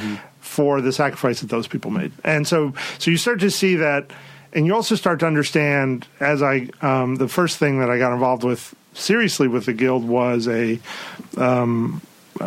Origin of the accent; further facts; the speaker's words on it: New York, United States; moved away; growing up in New York